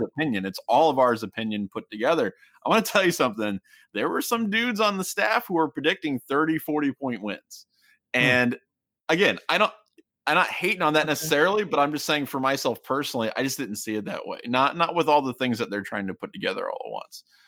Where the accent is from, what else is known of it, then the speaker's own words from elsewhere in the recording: Kettering, Ohio, United States; I was born in Kettering